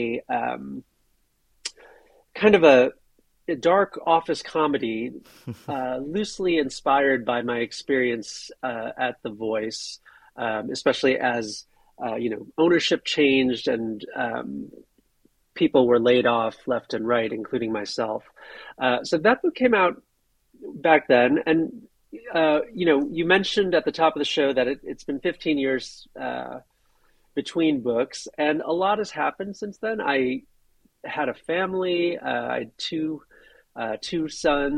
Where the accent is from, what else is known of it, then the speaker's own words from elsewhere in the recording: Buffalo, New York, United States; I was born in Buffalo, New York, many years ago. My parents had come there from Korea